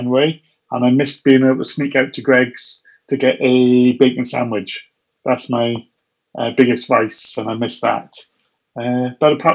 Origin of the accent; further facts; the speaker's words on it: Wales, United Kingdom; I'm a Welshman